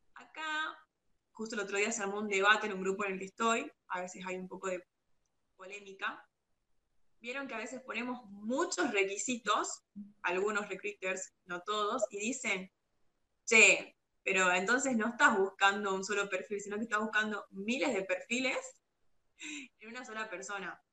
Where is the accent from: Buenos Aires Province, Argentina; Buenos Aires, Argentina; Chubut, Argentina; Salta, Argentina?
Salta, Argentina; yo soy de Salta